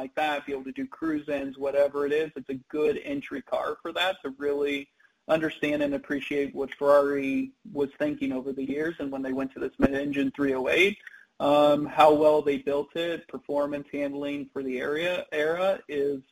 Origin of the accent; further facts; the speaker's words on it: Kansas, United States; moved away; I grew up in Kansas